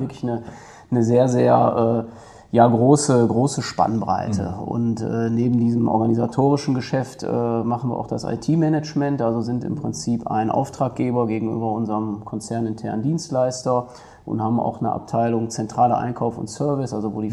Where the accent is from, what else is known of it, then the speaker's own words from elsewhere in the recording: Duisburg, North Rhine-Westphalia, Germany; ich komme aus Duisburg weg, so könnte man das sagen. Ne? Bin ein Kind der Stadt, bin ein Kind des Ruhrgebiets, habe immer da gelebt und gewohnt